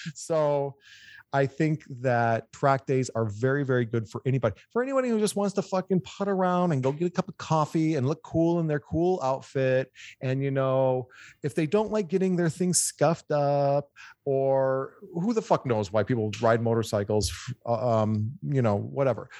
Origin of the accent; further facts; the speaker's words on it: Michigan, United States; moved away as an adult; now in California, United States; I'm a Michigan boy, but I've been in California for 25 years.